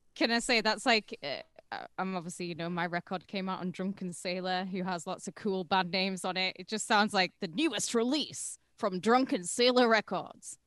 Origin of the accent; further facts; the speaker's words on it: United Kingdom; I'm British